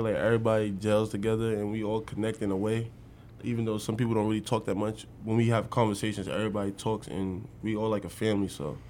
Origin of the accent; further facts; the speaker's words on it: New York, United States; moved away as an adult; now in Nebraska, United States; growing up in New York